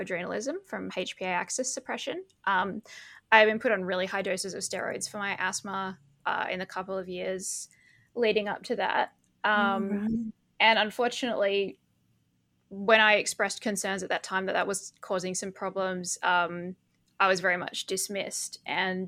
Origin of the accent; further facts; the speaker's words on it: Perth, Western Australia, Australia; moved away as an adult; now in Belgium; I was born in Perth in 1994.